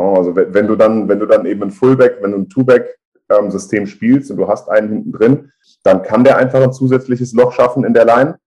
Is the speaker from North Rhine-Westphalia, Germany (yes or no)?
no; Frankfurt am Main, Hesse, Germany; also born or lived in Bad Homburg / Kalbach; ich bin in Frankfurt geboren im April zweiundachtzig, bin dann eigentlich auch mein ganzes Leben immer in Frankfurt oder um Frankfurt rum aufgewachsen, groß geworden, hab dort gelebt